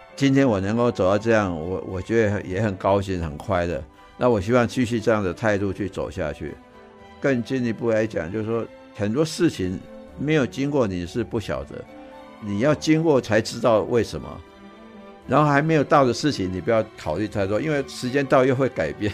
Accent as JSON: {"language": "Chinese", "country": "Taiwan", "said": "我们是三四百年前移来台湾的啦"}